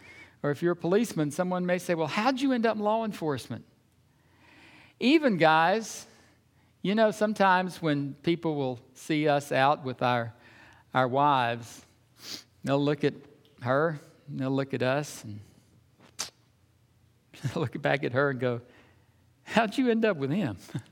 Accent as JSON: {"language": "English", "region": "Georgia", "country": "United States", "tie": "born or raised there", "said": "because I grew up in Georgia, you remember, anytime we'd go north, it was so interesting. You'd go places and people would just come up to you and want you to talk."}